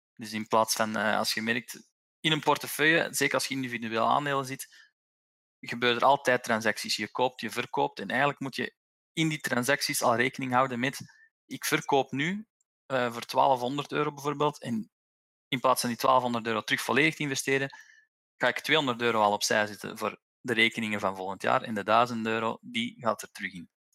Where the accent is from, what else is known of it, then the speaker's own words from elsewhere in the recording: Belgium; als Belg hebben wij